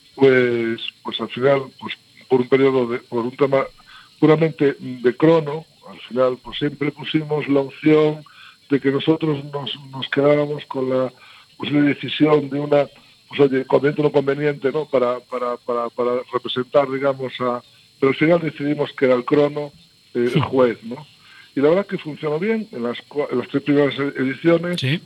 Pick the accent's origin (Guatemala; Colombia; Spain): Spain; somos así los españoles